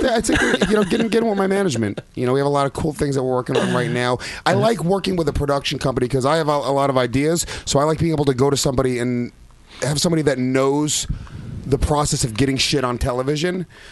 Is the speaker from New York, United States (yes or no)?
yes; New York, United States; I love the Heat, even though I grew up in New York as a Knicks